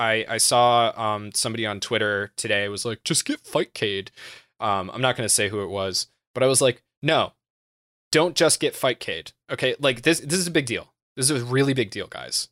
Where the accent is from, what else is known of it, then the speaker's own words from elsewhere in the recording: United States; I'm American